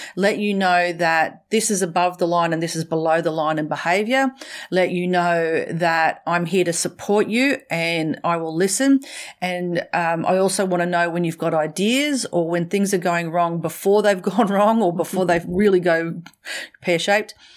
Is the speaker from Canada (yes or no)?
no; Australia; accent: Australian; also born or lived in Brisbane, Australia / central Queensland, Australia / Middle East; I'm a little more Australian